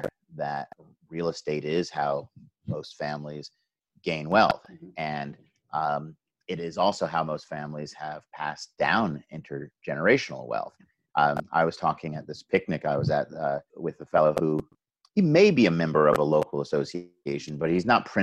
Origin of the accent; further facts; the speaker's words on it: New York City, New York, United States; I come from New York City